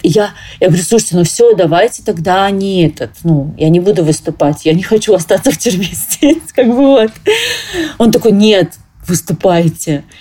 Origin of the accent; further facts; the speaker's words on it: Krasnodar, Krasnodar Krai, Russia; moved away as an adult; also born or lived in Moscow / Dubai; Я сама из Краснодара